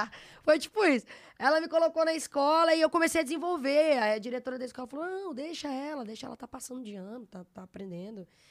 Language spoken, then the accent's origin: Portuguese; Araguaína, Tocantins, Brazil; moved away as an adult; also born or lived in Goiânia / São Luís; now in São Paulo, Brazil; Eu sou de Goiânia, natural de Goiânia, e, e, na, e cresci, né? Fui criada em Araguaína, no interior do estado Tocantins